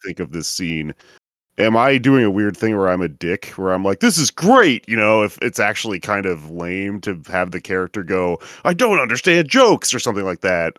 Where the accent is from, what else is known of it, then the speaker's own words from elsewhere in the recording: Texas, United States; I grew up in Texas